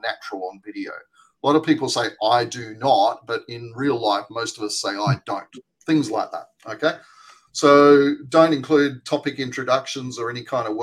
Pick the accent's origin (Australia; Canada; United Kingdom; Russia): Australia; accent: Australian; my Australian accent